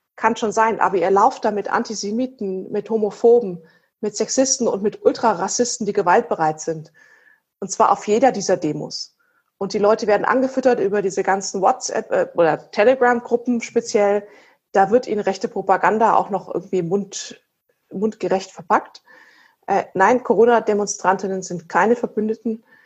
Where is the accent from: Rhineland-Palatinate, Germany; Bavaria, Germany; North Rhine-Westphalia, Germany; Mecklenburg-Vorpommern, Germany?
Bavaria, Germany; Erlangen; ich komme ja aus Erlangen